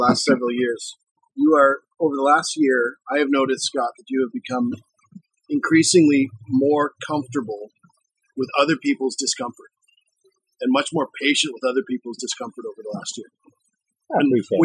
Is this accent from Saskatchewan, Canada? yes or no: no; Ontario, Canada; Growing up in Ontario and Canada